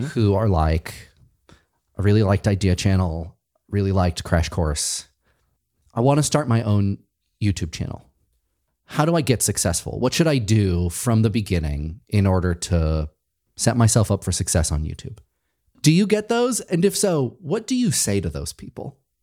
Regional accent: Massachusetts, United States; I'm from Massachusetts

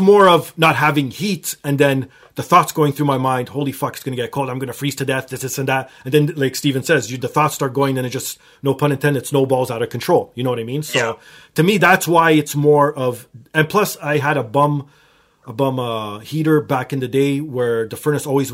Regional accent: Canada; I am Canadian

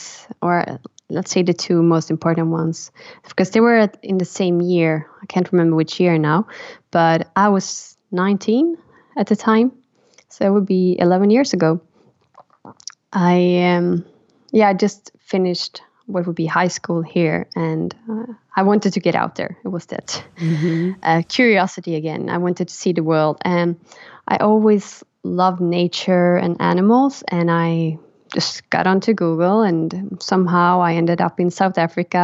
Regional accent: Karlstad, Värmland, Sweden; English is a second language; moved away as an adult; also born or lived in Stockholm, Sweden / Rome, Italy; my dad's place in my hometown Karlstad, where I grew up

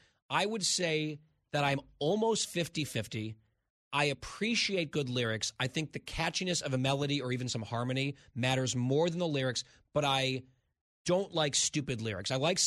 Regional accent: New Jersey, United States; I'm from New Jersey.

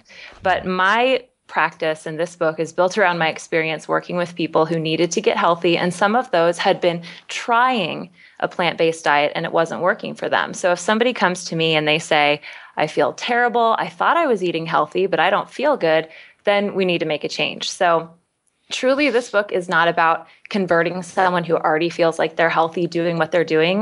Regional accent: Kansas, United States; I'm from Kansas, so I know a factory farm. Mm. I mean, that is the type of meat I was raised on.

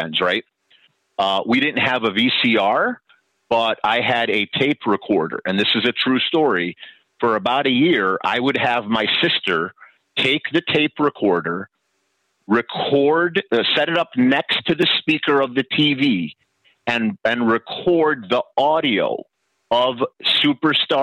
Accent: Rosemont, Illinois, United States; my hometown

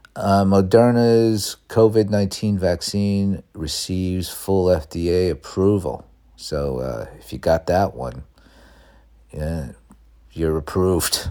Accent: Northeast, United States; now in Los Angeles, United States; growing up in the Northeast

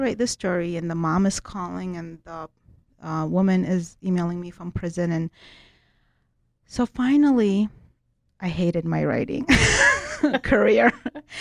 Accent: Baghdad, Baghdad Governorate, Iraq; now in United States; I was born in Baghdad, Iraq, and I came here as a minority Christian

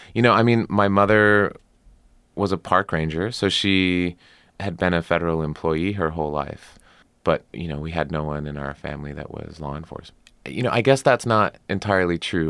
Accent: Arizona, United States; moved away as an adult; also born or lived in Washington, D.C.; I grew up in Arizona

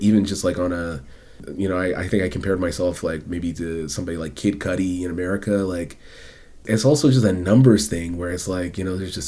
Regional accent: Edmonton, Alberta, Canada; growing up as like a young black kid in Edmonton who wants to be a rapper

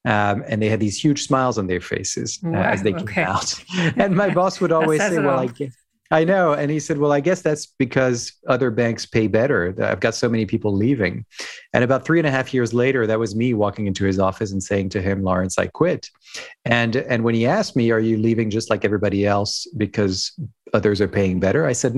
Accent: France; also born or lived in Hong Kong; Who I am, I grew up in France, actually. My father's French, my mother's American, with some roots in Ireland and other places.

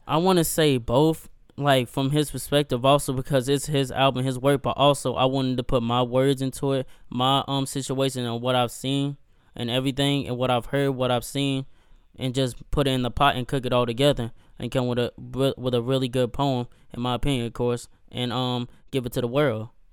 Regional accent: Gastonia, North Carolina, United States; I'm from Gastonia, North Carolina

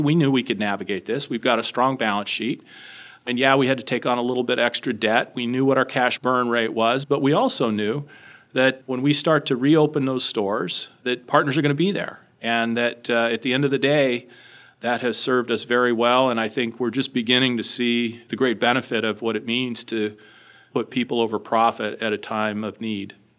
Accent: Los Alamos, New Mexico, United States; moved away; I grew up in a small town in New Mexico, Los Alamos, New Mexico

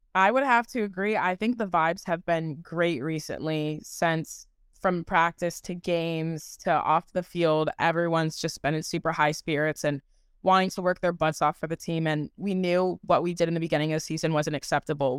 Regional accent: Michigan, United States; moved away as an adult; now in Kansas City, United States; I'm originally from Michigan

